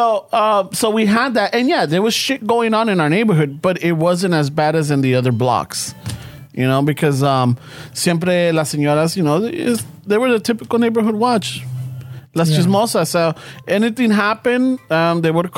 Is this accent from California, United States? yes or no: yes; Los Angeles, California, United States; also born or lived in Boyle Heights, Los Angeles; when we moved from Boyle Heights to South Central, and our little block